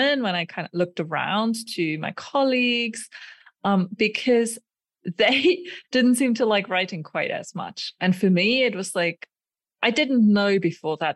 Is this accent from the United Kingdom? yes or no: no; Germany; moved away as an adult; also born or lived in Aachen, Germany / Sweden; now in Prague, Czech Republic; I currently live in the Czech Republic in Prague. And I grew up in Germany, where I also did my undergraduate